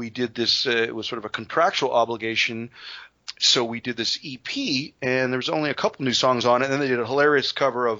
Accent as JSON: {"language": "English", "country": "Canada", "said": "We're Canadian"}